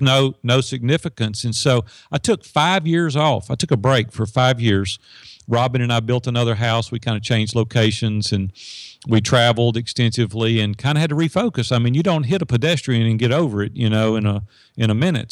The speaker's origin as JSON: {"language": "English", "town": "Madison", "region": "Tennessee", "country": "United States", "tie": "born or raised there", "said": "it's just north of Nashville in Madison, Tennessee, which is, you know, ten minutes from downtown Nashville."}